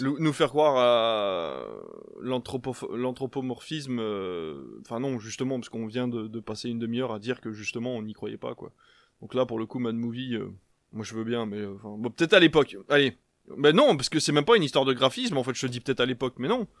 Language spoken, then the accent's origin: French; Belgium; now in France; je viens de Belgique parce que en Belgique on est sur des plats